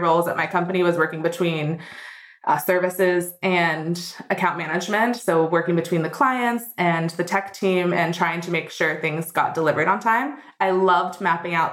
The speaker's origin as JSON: {"language": "English", "country": "United States", "also_born_or_lived": "London", "moved": "as an adult", "lives_now": "Berlin, Germany", "said": "I'm an American expat. I've been in Berlin for 4 years in January."}